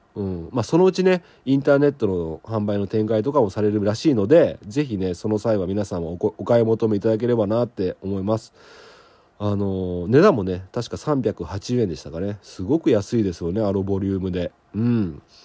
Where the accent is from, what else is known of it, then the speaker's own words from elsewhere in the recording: southern Okayama Prefecture, Japan; 岡山県南部で僕の地元